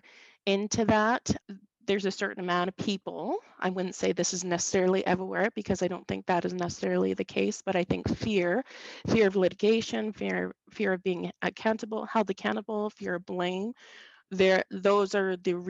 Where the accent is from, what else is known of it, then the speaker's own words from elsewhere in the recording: Saint John, New Brunswick, Canada; I grew up in St. John, New Brunswick, on the kind of the outskirts of the city.